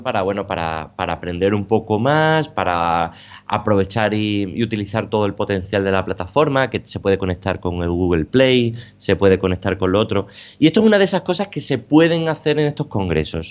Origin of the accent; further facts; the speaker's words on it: Badajoz, Extremadura, Spain; moved away; mi ciudad natal, ¿no? a Badajoz